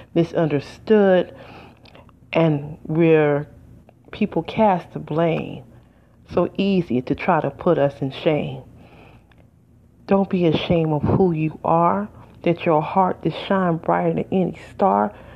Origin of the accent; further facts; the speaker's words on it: United States; I'm just an American